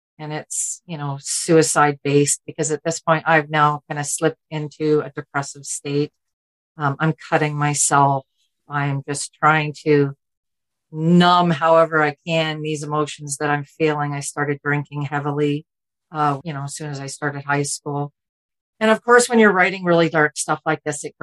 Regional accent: Ontario, Canada; Born and raised in Ontario

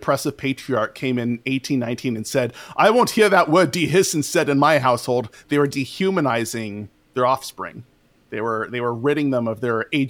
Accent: California, United States; I'm from California. So I've lived all over California. I've lived all the way up, all the way down, and it's all fine.

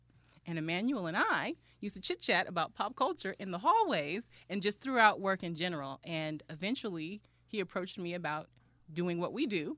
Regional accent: Bay Area, California, United States; And I'm from the Bay Area

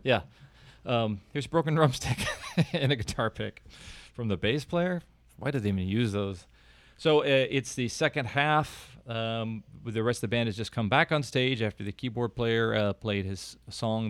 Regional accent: Kansas City, Missouri, United States; growing up in Kansas City

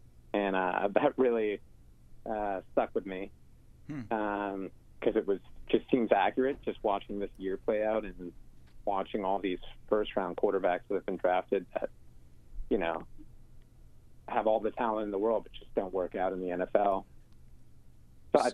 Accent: Massachusetts, United States; I'm from Massachusetts. I'm a big Patriots fan.

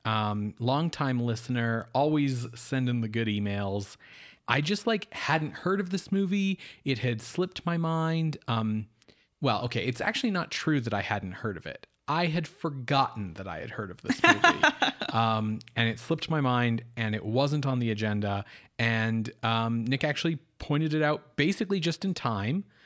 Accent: Canada; what does it mean to be Canadian? We're like, it's, we're not American

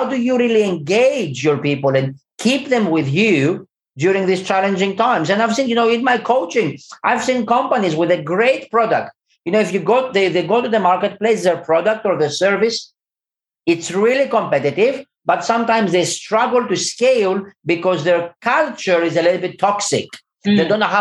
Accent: London, United Kingdom; moved away; I'm from London

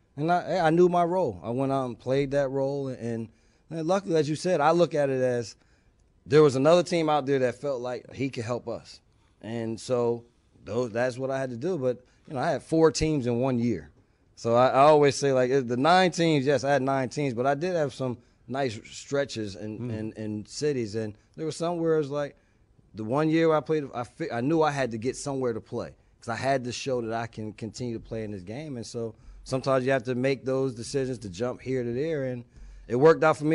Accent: East Orange, New Jersey, United States; moved away as an adult; also born or lived in California; I was a kid from East Orange, New Jersey, going to California

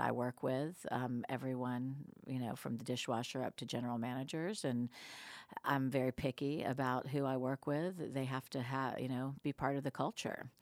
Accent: Atlanta, Georgia, United States; I was actually back here in Atlanta

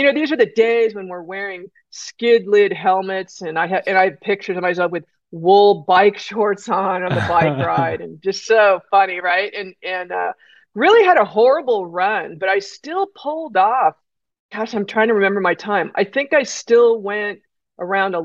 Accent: California, United States; I grew up with the in California with the junior lifeguard program

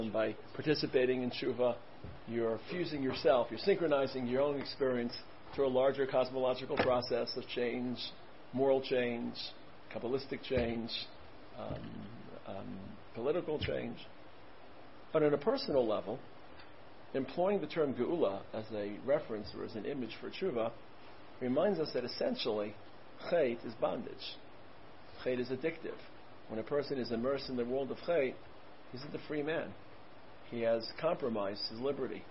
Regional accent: New York City, New York, United States; I grew up in Brooklyn

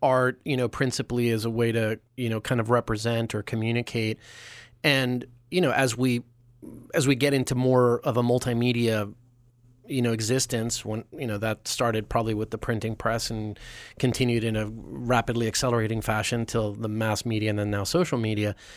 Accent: New York, United States; as a New Yorker

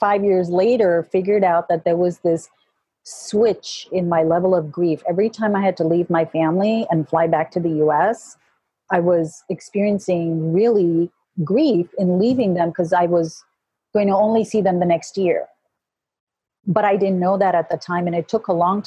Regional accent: Kuwait; now in United States; I was born and raised in Kuwait, but my heritage is Indian and British

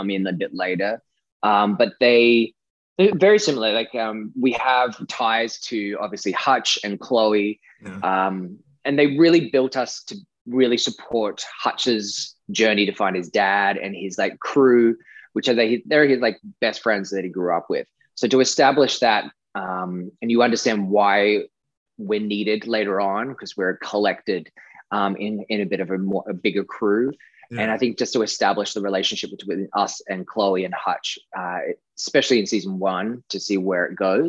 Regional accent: Australia; accent: Australian; to be able to use my natural accent was fun

